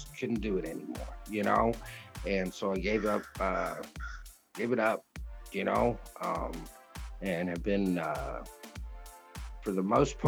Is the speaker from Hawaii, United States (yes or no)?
no; Dallas, Texas, United States; moved away; also born or lived in Los Angeles / Seattle / Idaho; I'm from Dallas originally